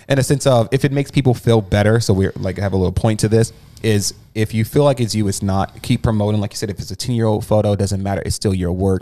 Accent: New Jersey, United States; moved away; So I'm from Jersey. When I was in Jersey, I was getting it.

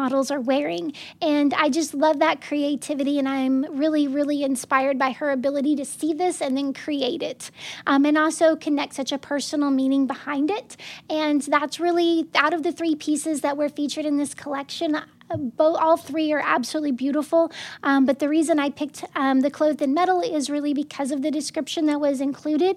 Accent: Arkansas, United States; growing up in Arkansas. It looks like so many of the small towns that we would pass through.

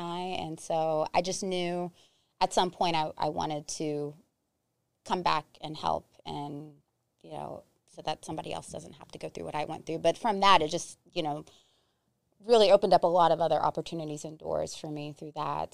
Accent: West Virginia, United States; moved away; also born or lived in South Carolina; I'm from West Virginia

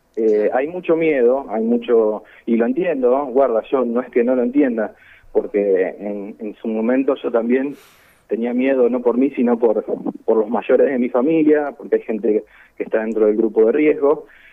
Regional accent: San Lorenzo, Santa Fe, Argentina; soy de San Lorenzo

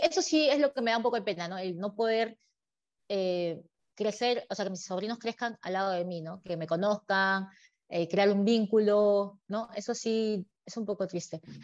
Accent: Peru; moved away as an adult; now in Dubai, United Arab Emirates; lo que extraño de Perú, obviamente, como buena peruana, es la comida

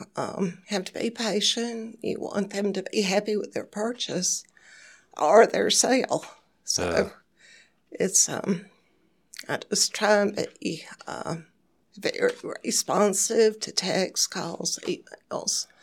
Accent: Jonesboro, Georgia, United States; moved away as an adult; now in Hernando, United States; I'm from the south side of Atlanta, Jonesboro, Georgia.

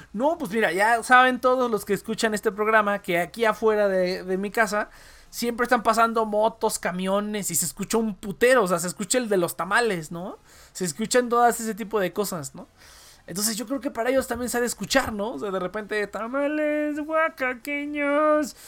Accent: Mexico; somos mexicanos

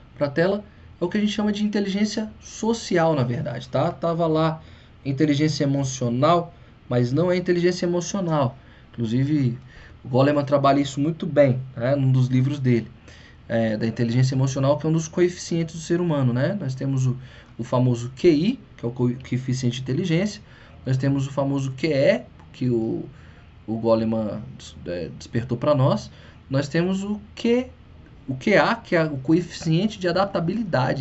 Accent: Brazil; first language Portuguese; para nós brasileiros é a língua mãe

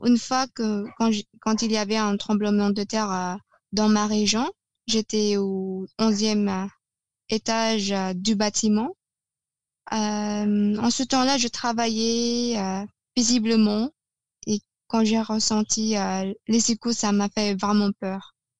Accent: Negros Oriental, Philippines; first language Tagalog; French is a second language; now in Cavite, Philippines; je suis en fait d'origine négro-orientale, qui se trouve au centre des Philippines

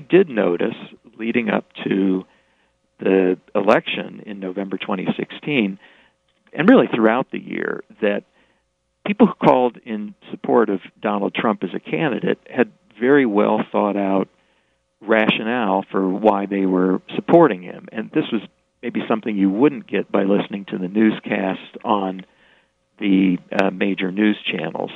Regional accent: Springfield, Illinois, United States; moved away as an adult; also born or lived in Chicago; I, I grew up in Springfield, actually right around the block from where Jim Turpin lived

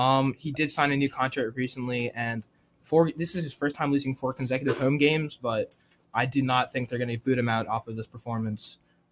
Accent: Nigeria; as a Nigerian myself

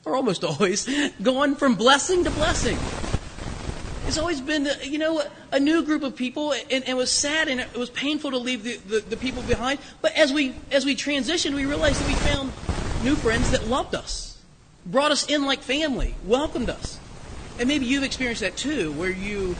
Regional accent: Springfield, Ohio, United States; moved away as an adult; also born or lived in Kentucky / Canton, Ohio / Circleville, Ohio; now in Hudson, United States; We, of course, still have many friends and family in Springfield, Ohio, down near Dayton

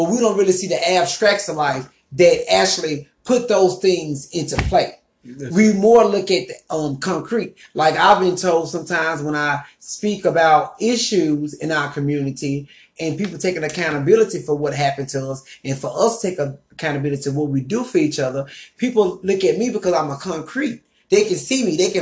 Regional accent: Lake Village, Arkansas, United States; I was born and raised in Lake Village, Arkansas, Chico County, proud Arkansas

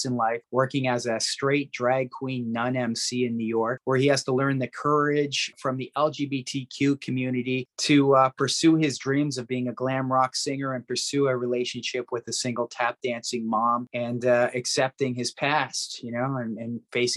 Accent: Toronto, Ontario, Canada; moved away; I'm from Toronto

